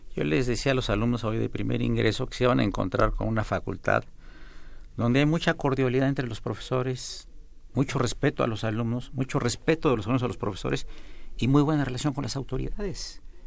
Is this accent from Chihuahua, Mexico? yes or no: no; Veracruz, Mexico; moved away; el señor director y un servidor y varios maestros de la facultad somos oriundos del Estado de Veracruz.